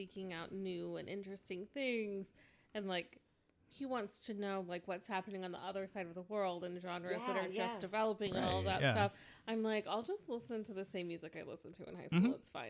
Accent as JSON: {"language": "English", "region": "Northwest Indiana", "country": "United States", "tie": "born or raised there", "said": "I grew up in Northwest Indiana"}